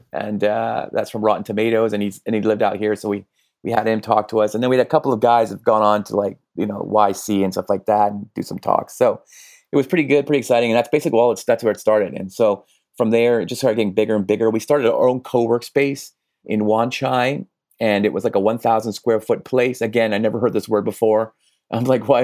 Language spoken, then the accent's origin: English; Vancouver, British Columbia, Canada; now in Hong Kong; I'm originally from Vancouver, Vancouver